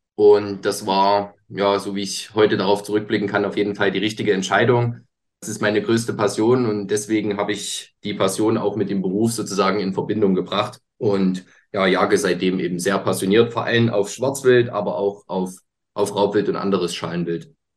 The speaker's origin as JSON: {"language": "German", "area": "near Leipzig", "region": "Northern Saxony", "country": "Germany", "said": "ich komme aus Sachsen, speziell aus Nordsachsen. Genau, also Nähe, sage ich mal, Leipzig"}